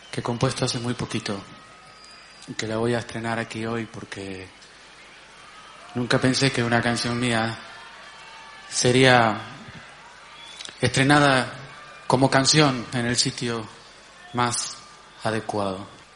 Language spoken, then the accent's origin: Spanish; Canary Islands, Spain; Como canario que soy